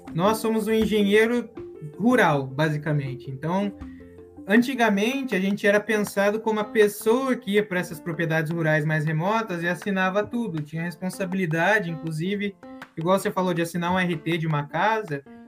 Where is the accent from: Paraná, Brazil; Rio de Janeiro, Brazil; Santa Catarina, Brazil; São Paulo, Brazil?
Paraná, Brazil; Curitiba; moved away as an adult; also born or lived in Londrina / Oklahoma; now in United States; eu nasci em Curitiba, então meu documento é. Eu sou curitibano